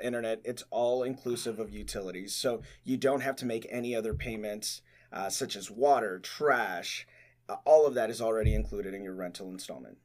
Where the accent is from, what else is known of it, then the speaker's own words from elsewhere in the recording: Laredo, Texas, United States; I am from Laredo, Texas